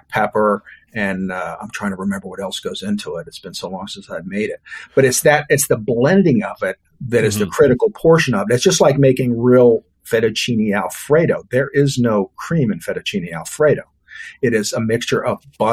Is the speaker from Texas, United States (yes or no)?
yes; Texas, United States; also born or lived in Louisiana; now in Florida, United States; I'm a Texan. I was born in Louisiana, but I was raised in Texas